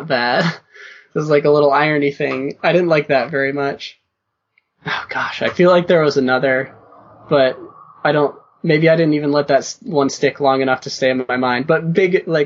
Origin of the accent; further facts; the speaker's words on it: Northeast, United States; I'm from the Northeast